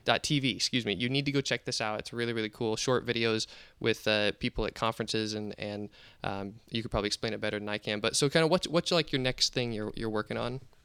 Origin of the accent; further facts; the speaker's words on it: Nebraska, United States; I'm a Nebraska boy